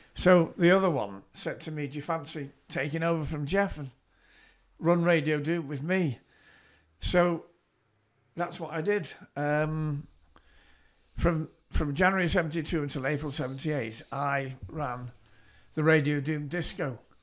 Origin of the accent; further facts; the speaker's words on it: Southport, North West England, United Kingdom; I was born in Southport, I grew up in Southport